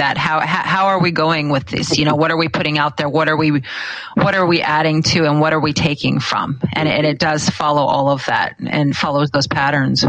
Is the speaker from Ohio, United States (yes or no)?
no; Alaska, United States; I grew up here in Alaska